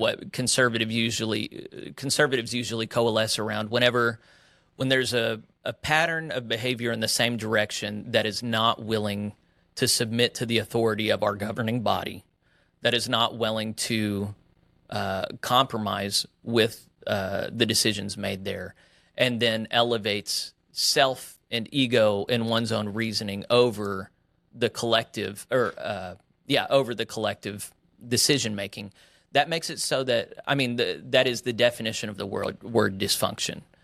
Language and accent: English; Oklahoma, United States; also born or lived in West Texas; My parents were United Methodist clergy in the West Texas Annual Conference, and then, uh, we moved to Oklahoma whenever I was young